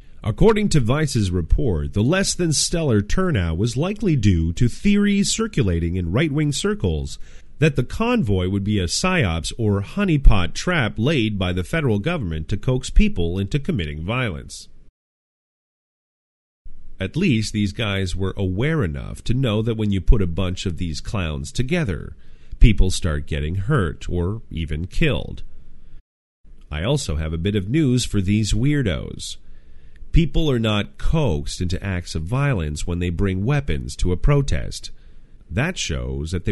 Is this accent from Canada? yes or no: yes; Canada; In Canada, my home country